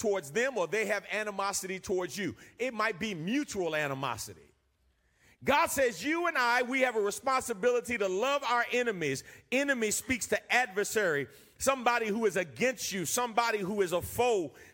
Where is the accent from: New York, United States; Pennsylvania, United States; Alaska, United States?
New York, United States; moved away; I'm from New York.